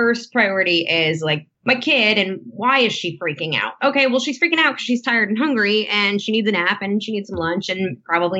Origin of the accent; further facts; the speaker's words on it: near Danbury, Connecticut, United States; also born or lived in Los Angeles, United States; now in Nashville, United States; Danbury, Connecticut on the 23rd. That's right near my hometown